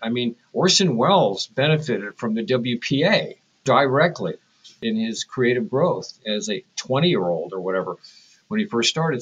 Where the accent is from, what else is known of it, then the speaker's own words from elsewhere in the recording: San Francisco, California, United States; I was raised in San Francisco